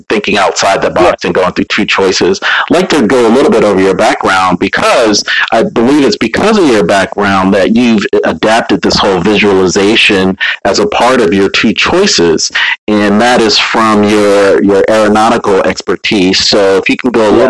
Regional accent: New Jersey, United States; moved away; I'm originally from South Jersey

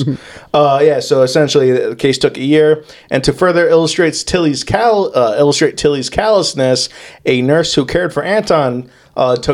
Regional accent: United States; I'm American

